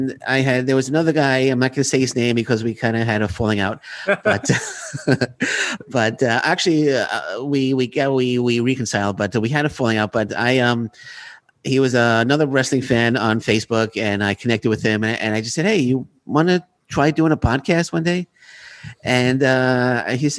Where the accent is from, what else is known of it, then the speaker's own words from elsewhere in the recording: New York City, New York, United States; I grew up in Queens, New York, a Mets fan as well.